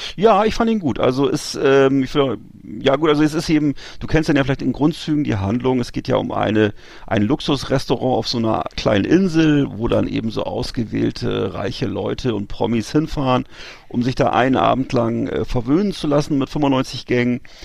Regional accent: Germany

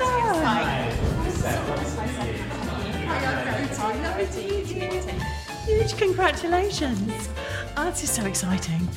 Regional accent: Cornwall, South West England, United Kingdom; also born or lived in East London / Leytonstone; now in London, United Kingdom; I grew up in Cornwall, but I've lived in East London for a good long time now

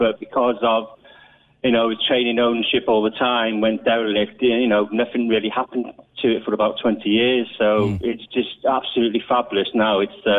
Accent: Abergele, Wales, United Kingdom; moved away as an adult; now in Cork, Ireland; Abergele is my hometown, and I moved to Cork about 13 years ago.

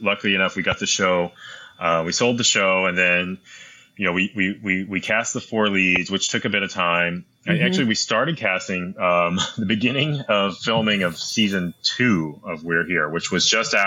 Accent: New York, United States; We're all from New York.

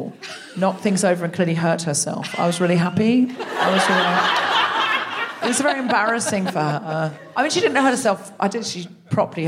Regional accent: Australia; also born or lived in Britain; now in United Kingdom; I was raised in Australia

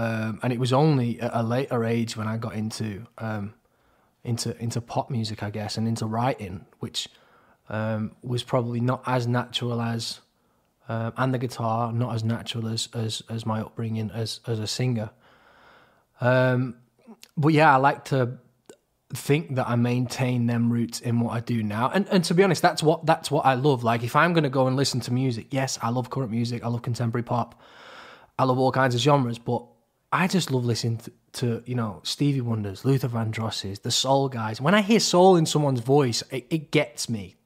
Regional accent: Crewe, North West England, United Kingdom; moved away; also born or lived in Manchester; we're both from Crewe originally

